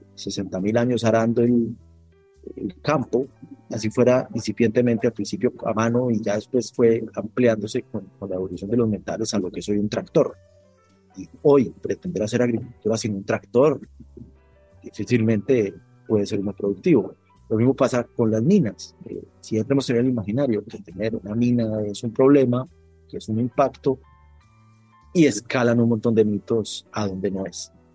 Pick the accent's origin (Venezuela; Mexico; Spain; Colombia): Colombia; moved away as an adult; now in Guatemala; mi país de origen, que es Colombia